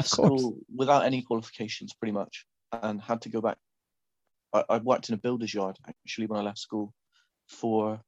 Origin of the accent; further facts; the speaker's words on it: Saltash, South West England, United Kingdom; now in Wales, United Kingdom; I grew up in a very small town called Saltash in Cornwall